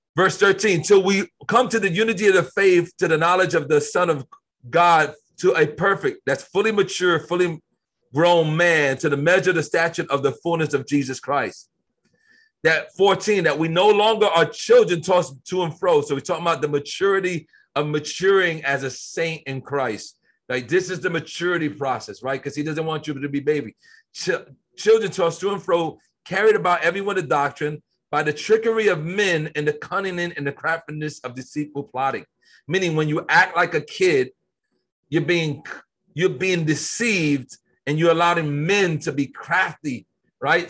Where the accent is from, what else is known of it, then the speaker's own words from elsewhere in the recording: United States; I was born in America.